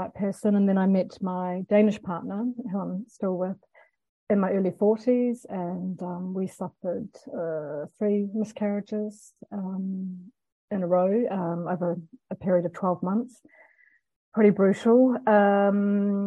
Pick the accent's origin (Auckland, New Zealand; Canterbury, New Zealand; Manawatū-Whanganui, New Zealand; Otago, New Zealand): Canterbury, New Zealand; Christchurch; now in Denmark; I'm from Aotearoa, New Zealand